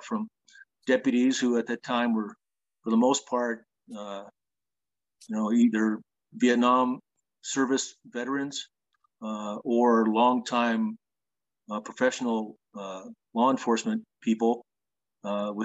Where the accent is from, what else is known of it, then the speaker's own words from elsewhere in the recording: Willamette Valley, Oregon, United States; also born or lived in Southern California; now in Paulden, United States; I grew up in the Willamette Valley, a small town called Loa, between Beaverton and Hillsboro, west of Portland.